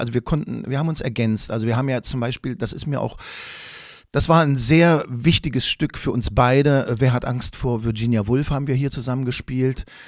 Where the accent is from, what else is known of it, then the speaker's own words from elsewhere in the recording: Quedlinburg, Saxony-Anhalt, Germany; ich bin in Quedlinburg im Harz groß geworden